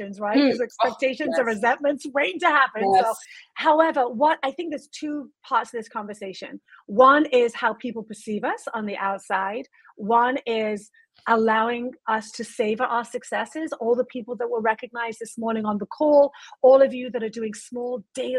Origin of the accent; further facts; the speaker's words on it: United Kingdom; I'm British